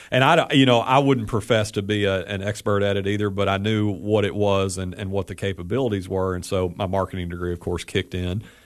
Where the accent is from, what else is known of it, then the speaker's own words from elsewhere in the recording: Athens, Tennessee, United States; came back to my hometown of Athens, Tennessee